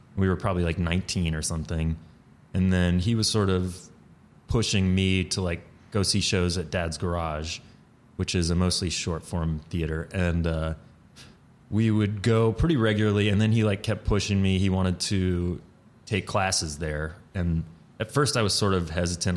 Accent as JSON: {"language": "English", "town": "Atlanta", "region": "Georgia", "country": "United States", "tie": "born or raised there", "moved": "as an adult", "lives_now": "New York, United States", "said": "I grew up in Atlanta, like, in the city"}